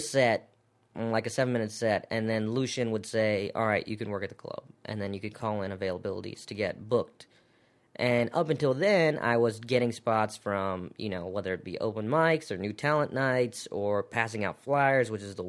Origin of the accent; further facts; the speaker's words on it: South Carolina, United States; moved away as an adult; also born or lived in New York City; growing up in South Carolina.